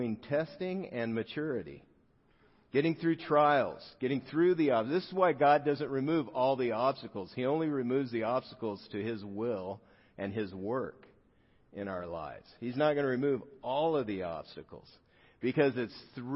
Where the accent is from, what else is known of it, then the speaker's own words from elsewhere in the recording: South Gate, California, United States; I grew up in Southgate, California